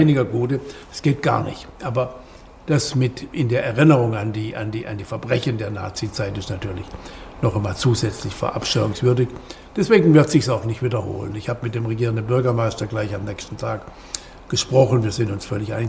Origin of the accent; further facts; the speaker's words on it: West Germany, Germany; Wir Wessis. Ich bin auch ein Wessi.